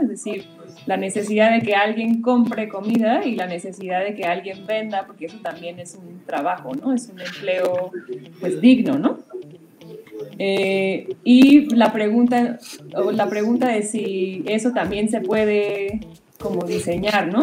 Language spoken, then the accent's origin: Spanish; Mexico; así somos los mexicanos o los latinos